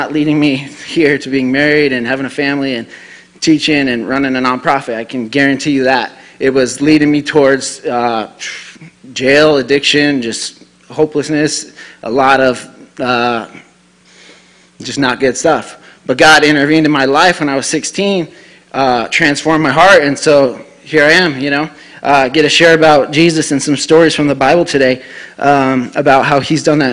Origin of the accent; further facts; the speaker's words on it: Denver, Colorado, United States; moved away as an adult; now in Rapid City, United States; I'm from the Denver area